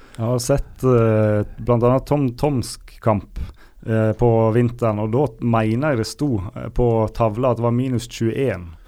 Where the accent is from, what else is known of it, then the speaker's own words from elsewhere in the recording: Sandane, Vestland, Norway; jeg er fra Sandane i Sogn og Fjordane.